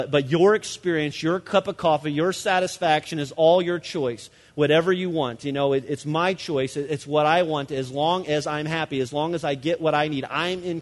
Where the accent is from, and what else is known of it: United States